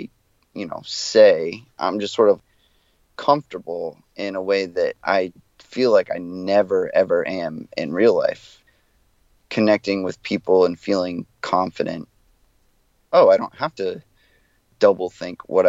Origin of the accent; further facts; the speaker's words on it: South Florida, United States; moved away as an adult; also born or lived in Gainesville; I come from South Florida, which is very hardcore centric.